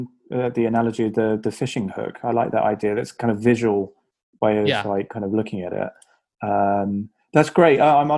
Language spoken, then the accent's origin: English; United Kingdom; accent: British; my accent seems to go down quite well as always.